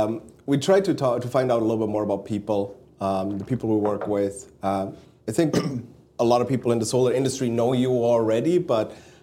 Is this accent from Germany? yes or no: no; Switzerland; Me growing up in Switzerland, you growing up in Stuttgart, around Stuttgart area, in Swabia.